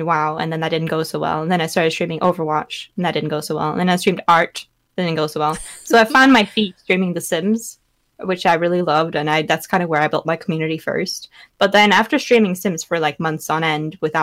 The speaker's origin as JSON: {"language": "English", "country": "Norway", "said": "I am a Norwegian full-time streamer from Norway"}